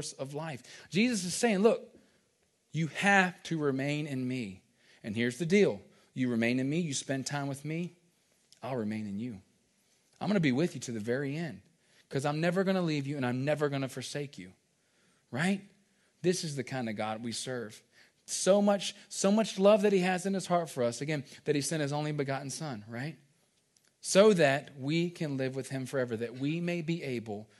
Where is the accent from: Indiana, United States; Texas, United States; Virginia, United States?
Virginia, United States; growing up, we grew up in Virginia